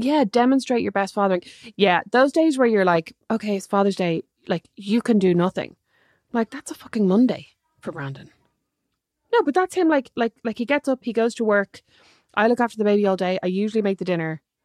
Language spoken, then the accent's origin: English; Dublin, Leinster, Ireland; also born or lived in Galway; I grew up in Dublin